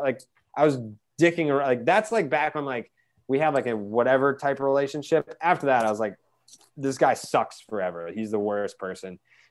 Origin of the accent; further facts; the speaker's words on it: Boston, Massachusetts, United States; I'm from Boston.